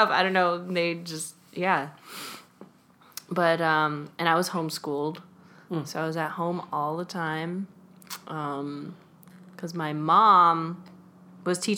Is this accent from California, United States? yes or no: yes; California, United States; So I'm from the Bay Area.